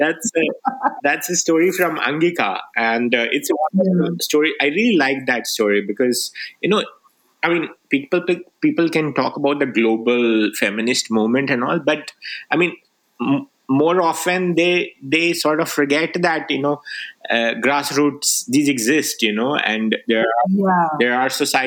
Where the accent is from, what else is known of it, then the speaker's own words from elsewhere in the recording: Rajgir, Bihar, India; first language Magahi; English is a second language; moved away; also born or lived in Nalanda; I grew up in Bihar in Rajgir, you know, I studied in the school there